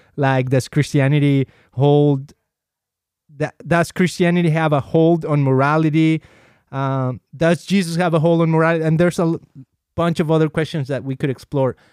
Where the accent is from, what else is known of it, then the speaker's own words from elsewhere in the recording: Mexico; moved away; I've been baptized as a kid in the Catholic Church, uh, growing up in Mexico